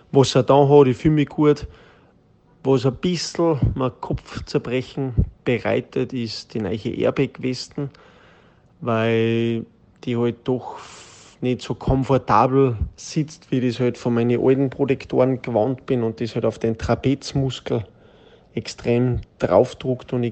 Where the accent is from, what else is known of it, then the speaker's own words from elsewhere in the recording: Austria; wie ich es selten auch bei uns daheim in Österreich erlebt habe.